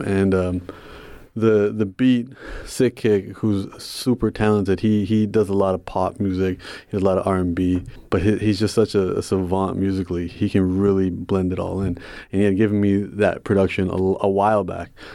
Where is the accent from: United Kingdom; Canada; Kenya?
Canada; Toronto, Ontario; I'm from Toronto, so we have the ethnic diversity